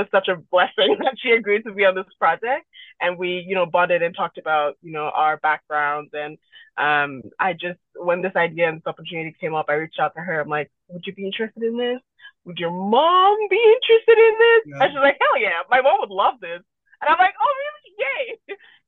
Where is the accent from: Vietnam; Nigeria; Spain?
Nigeria; now in Canada; I'm an immigrant myself. I moved from Nigeria to Canada